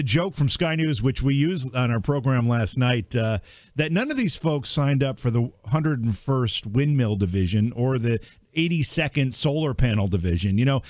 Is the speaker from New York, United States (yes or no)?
yes; Cooperstown, New York, United States; my hometown here where you once lived, Cooperstown, New York.